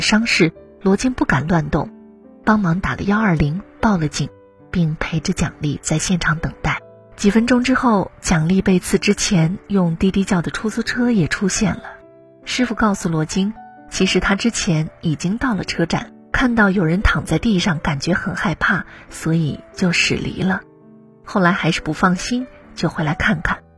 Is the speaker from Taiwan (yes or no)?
no; Changsha, Hunan, China; 前天晚上，在我老家长沙发生了一件让人震惊的事儿。